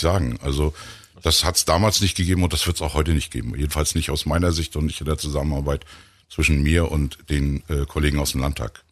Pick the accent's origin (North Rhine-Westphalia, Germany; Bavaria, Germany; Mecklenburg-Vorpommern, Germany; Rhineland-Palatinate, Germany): Mecklenburg-Vorpommern, Germany; Rostock; als Rostocker